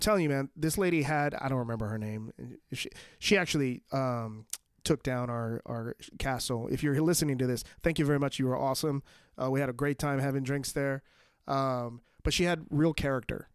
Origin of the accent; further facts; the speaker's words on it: New York, United States; my hometown, um, of New York